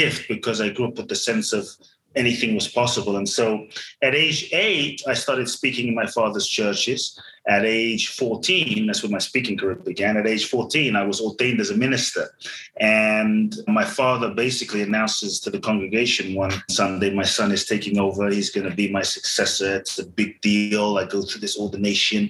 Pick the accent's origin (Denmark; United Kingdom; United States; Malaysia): United Kingdom; London; born or raised there; also born or lived in Ghana